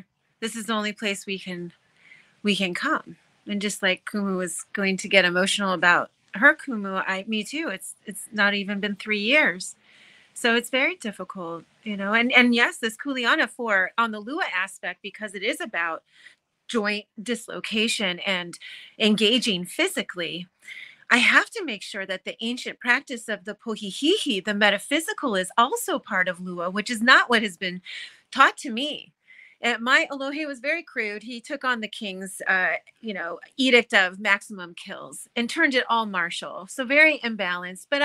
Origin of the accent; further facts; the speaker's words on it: United States; I was born on the mainland because my father left the Aina and married a Scandinavian